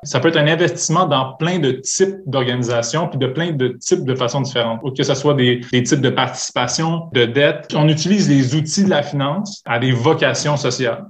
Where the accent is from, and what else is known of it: Montreal, Quebec, Canada; born or raised there; moved away as an adult; now in Quebec City, Canada